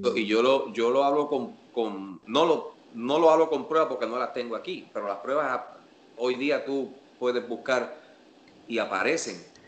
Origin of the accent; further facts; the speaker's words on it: Puerto Rico; En Puerto Rico, para la época en la que yo me criaba